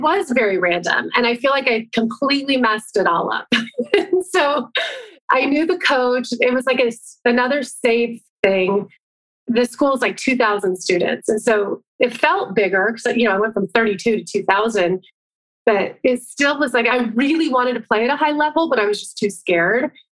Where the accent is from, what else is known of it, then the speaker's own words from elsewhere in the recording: Phoenix, Arizona, United States; moved away as an adult; now in San Diego, United States; I'm originally from Phoenix, Arizona. I'm here now at my parents' house and grew up here